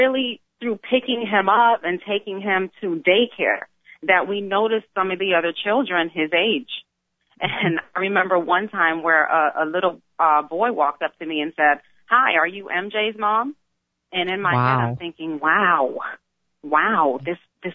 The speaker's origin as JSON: {"language": "English", "region": "South Florida", "country": "United States", "tie": "born or raised there", "said": "I grew up here. I grew up here, born and raised"}